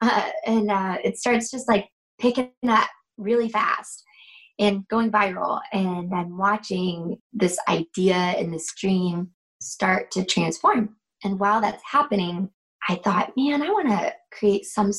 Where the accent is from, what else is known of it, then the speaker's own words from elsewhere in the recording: North Georgia, United States; now in South Georgia, United States; I'm actually from North Georgia. I live right now in South Georgia.